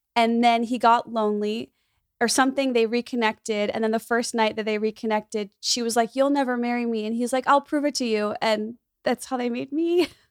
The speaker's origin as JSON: {"language": "English", "town": "Skokie", "region": "Illinois", "country": "United States", "tie": "born or raised there", "moved": "as an adult", "lives_now": "Los Angeles, United States", "said": "my hometown, Skokie, where I grew up, s, it's a suburb of Chicago"}